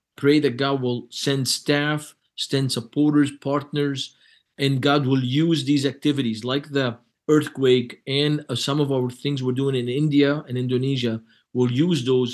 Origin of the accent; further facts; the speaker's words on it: Lebanon; now in United States; I'm from Lebanon, but I'm not Moroccan.